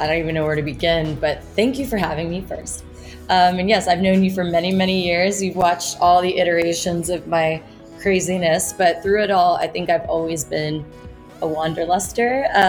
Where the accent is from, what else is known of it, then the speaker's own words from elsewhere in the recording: Indonesia; So my parents were stationed around the world, and I grew up in Indonesia.